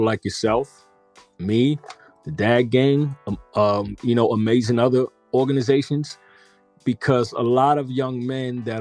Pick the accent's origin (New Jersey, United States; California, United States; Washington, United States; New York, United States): New York, United States; New York City; moved away as an adult; now in Georgia, United States; I'm originally from New York City